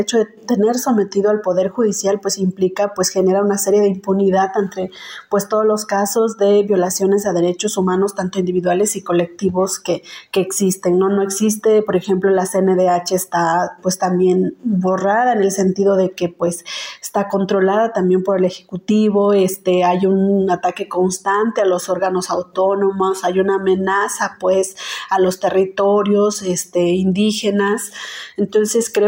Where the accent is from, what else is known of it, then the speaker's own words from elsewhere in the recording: Santiago Textitlán, Oaxaca, Mexico; soy abogada zapoteca de la comunidad de recibimiento de Cuauhtémoc, municipio de Santiago Texitlán, en la región de la Sierra Sur, acá en el estado de Oaxaca.